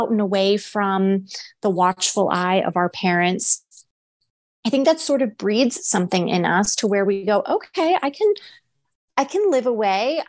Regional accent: United States; Americans by nature, we're selfish.

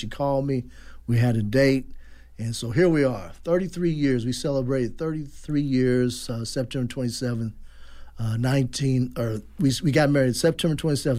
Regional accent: Indianapolis, Indiana, United States; I grew up in Indianapolis.

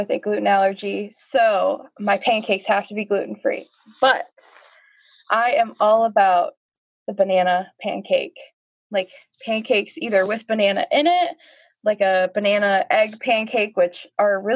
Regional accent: Northern Michigan, United States; moved away as an adult; also born or lived in Southern Arizona; now in Ajo, United States; I'm actually originally from Northern Michigan

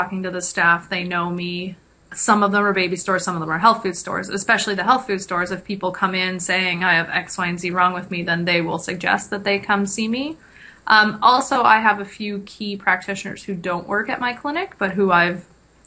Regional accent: Kingston, Ontario, Canada; now in Ottawa, Canada; I'm from Kingston

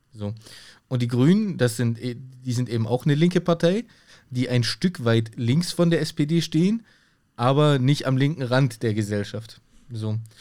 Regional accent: Germany; bei uns in Deutschland

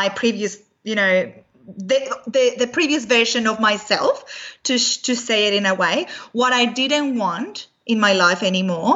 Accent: Venezuela; moved away; my background is I'm from Venezuela originally

